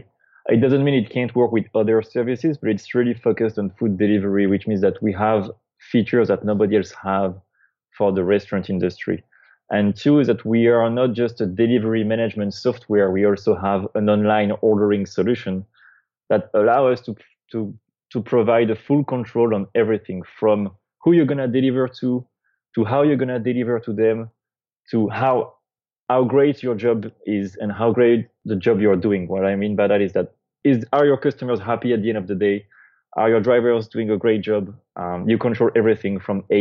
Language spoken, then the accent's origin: English; France; moved away as an adult; also born or lived in San Francisco, United States; now in United States; I'm originally from France